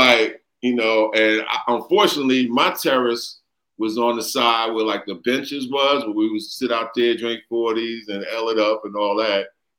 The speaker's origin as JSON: {"language": "English", "town": "New York City", "region": "New York", "country": "United States", "tie": "born or raised there", "also_born_or_lived": "Williamsburg, Brooklyn / Bushwick, Brooklyn", "said": "I grew up in East New York, started in Bushwick."}